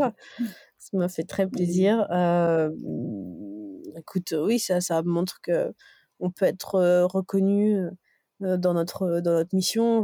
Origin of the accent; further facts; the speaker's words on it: Dijon, Bourgogne-Franche-Comté, France; Je suis extrêmement t, attachée à ma, à ma région natale, à la Bourgogne